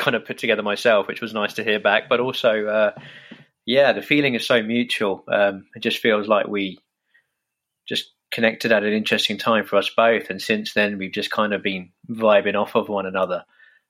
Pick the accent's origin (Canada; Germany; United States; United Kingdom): United Kingdom; London